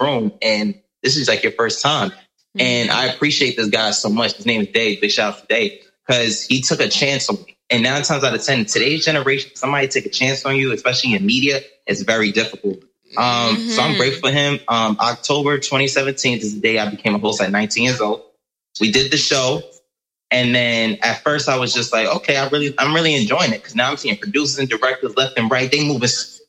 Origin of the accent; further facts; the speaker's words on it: New York City, New York, United States; I'm from New York, proud representative, born and raised. I was raised on the Lower East Side, Manhattan, New York